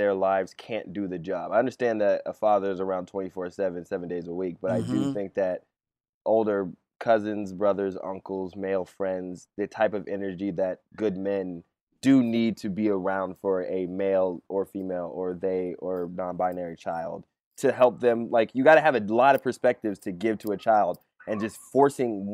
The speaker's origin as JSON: {"language": "English", "town": "Seattle", "region": "Washington", "country": "United States", "said": "I'm from Seattle"}